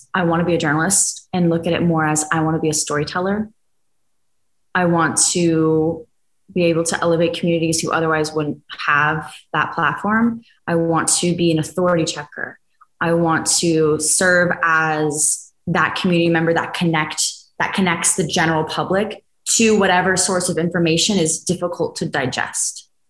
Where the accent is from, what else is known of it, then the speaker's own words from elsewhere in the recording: Dallas, Texas, United States; moved away; my hometown of Dallas, Texas, with humidity and everything.